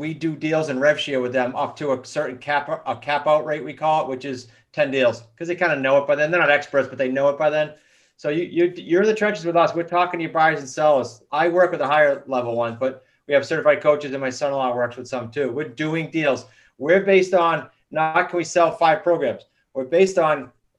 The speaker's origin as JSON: {"language": "English", "region": "New England", "country": "United States", "said": "We're very blunt from New England."}